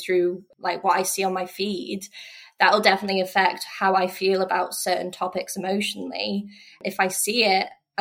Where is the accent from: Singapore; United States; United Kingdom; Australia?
United Kingdom; North Wales; moved away as an adult; also born or lived in Glasgow, Scotland; now in Oban, United Kingdom; I grew up in North Wales